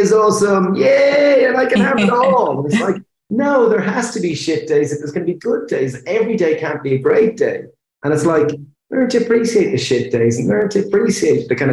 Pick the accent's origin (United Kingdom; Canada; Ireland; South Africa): Ireland; we're Irish people and we're chefs